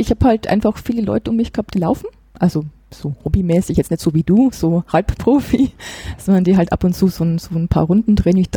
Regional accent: Regensburg, Bavaria, Germany; Ja, also ich komme hier aus Regensburg.

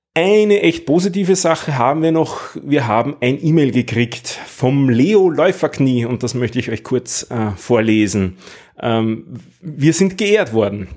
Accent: Vienna, Austria; als Wiener

